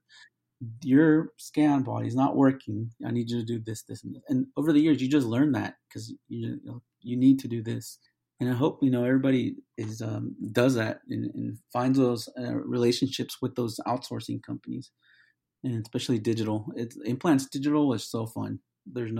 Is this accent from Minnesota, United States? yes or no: no; California, United States; now in Atlanta, United States; I'm originally from California